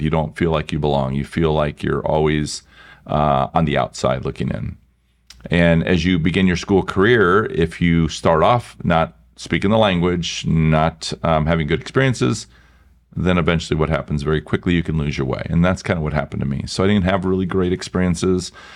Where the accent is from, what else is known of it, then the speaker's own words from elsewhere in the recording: Iowa, United States; moved away as an adult; also born or lived in Milwaukee; I was from Iowa